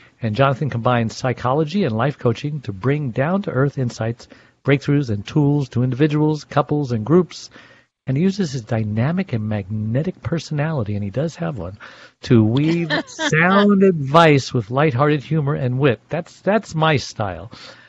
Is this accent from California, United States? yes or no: yes; Los Angeles, California, United States; So I'm from the City of Angels in Los Angeles.